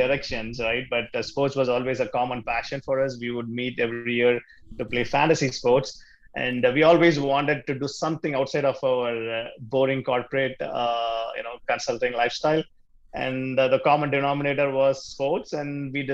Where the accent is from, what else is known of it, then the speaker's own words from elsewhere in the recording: Chennai, Tamil Nadu, India; first language Tamil; English is a second language; moved away as an adult; now in Chicago, United States; I was born and brought up in India in the southern city called Chennai